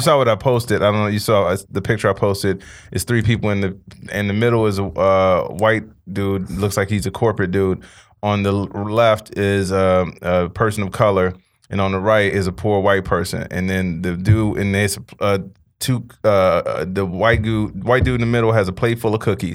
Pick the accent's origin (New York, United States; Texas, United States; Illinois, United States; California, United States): Illinois, United States; Chicago; moved away as an adult; now in Los Angeles, United States; when I was growing up in Chicago